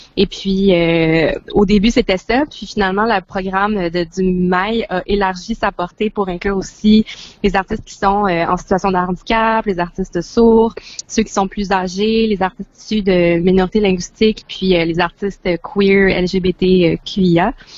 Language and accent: French; Montreal, Quebec, Canada; je viens de Montréal